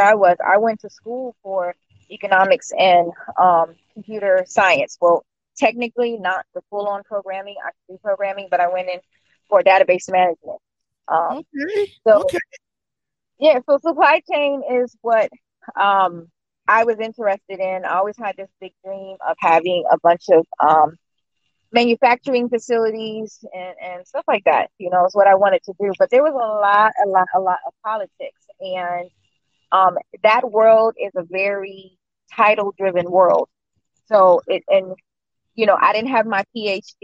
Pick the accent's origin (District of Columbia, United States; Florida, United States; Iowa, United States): District of Columbia, United States; Washington; now in Raleigh, United States; I'm from DC.